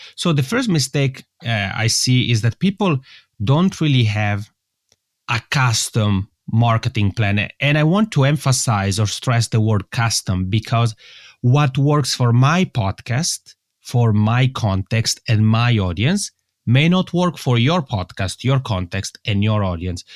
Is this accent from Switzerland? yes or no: yes; Italian-speaking part of Switzerland, Italian-speaking Switzerland, Switzerland; first language Italian; English is a second language; English is not my mother tongue, and that's because I'm originally from the Italian-speaking part of Switzerland. And I had the luck, actually, of being born in Switzerland